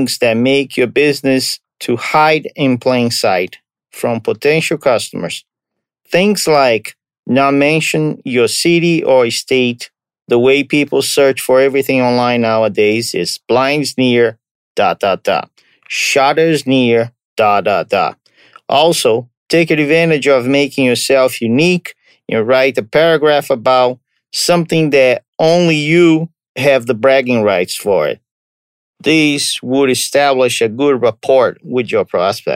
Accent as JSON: {"language": "English", "country": "Brazil", "moved": "yes", "said": "I'm from Brazil"}